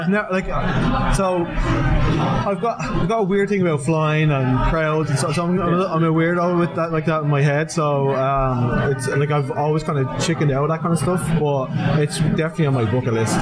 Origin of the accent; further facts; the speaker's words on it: Ireland; moved away; being an Irish person